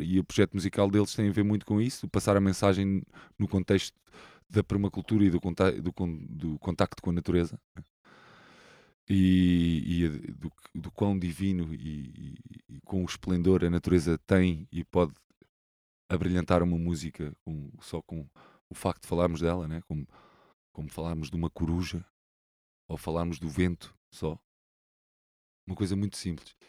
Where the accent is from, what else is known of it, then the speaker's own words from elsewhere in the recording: Lisbon, Portugal; Sou um sou saloio, né? Cresci é. aqui nesta zona